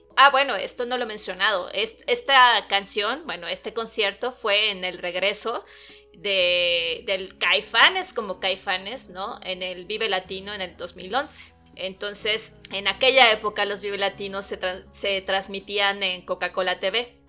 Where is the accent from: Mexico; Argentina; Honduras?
Mexico; Chiapas; now in Mexico City, Mexico; yo no soy de la Ciudad de México, yo soy de Chiapas